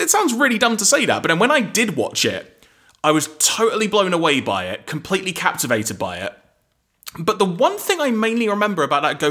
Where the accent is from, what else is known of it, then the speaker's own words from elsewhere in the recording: London, United Kingdom; I grew up in North London